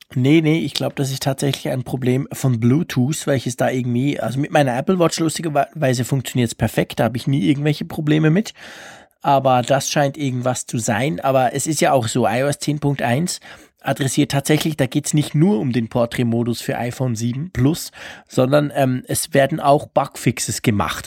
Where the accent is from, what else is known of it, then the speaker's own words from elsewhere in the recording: Switzerland; Ich versuche Deutsch zu sprechen als Schweizer